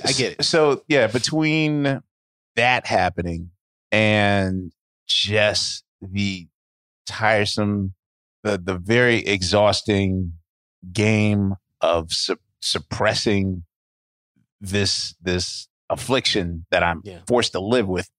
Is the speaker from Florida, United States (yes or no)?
no; Philadelphia, Pennsylvania, United States; I was born in Penn Hospital